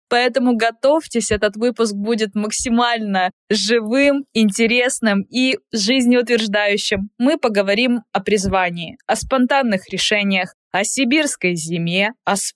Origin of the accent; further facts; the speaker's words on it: Nigeria; first language English; Russian is a second language; moved away as an adult; now in Russia; Я из Нигерии.